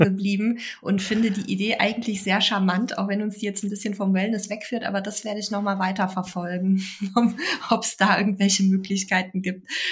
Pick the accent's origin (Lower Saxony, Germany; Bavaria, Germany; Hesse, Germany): Bavaria, Germany; in meine Heimat nach Bayern